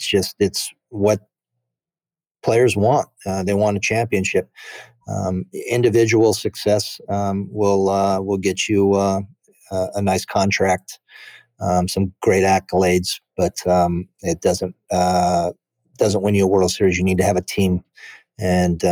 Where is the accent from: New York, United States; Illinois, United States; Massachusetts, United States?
Illinois, United States; Chicago Heights; I was born in Chicago Heights and went to my first big league game at Wrigley Field